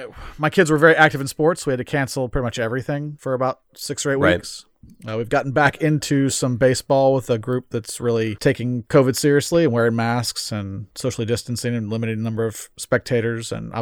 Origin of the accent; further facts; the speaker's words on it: United States; we're American.